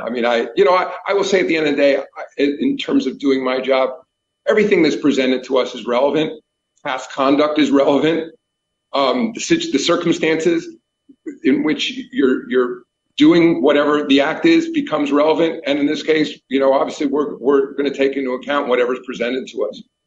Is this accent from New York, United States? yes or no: yes; New York, United States; I grew up in New York